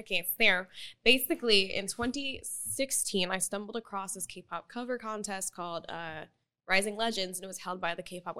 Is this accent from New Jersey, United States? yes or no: no; Tulsa, Oklahoma, United States; moved away as an adult; now in South Korea; And then they met in Tulsa, Oklahoma. And then I happened. And then I lived there till I was 21. Then I moved here.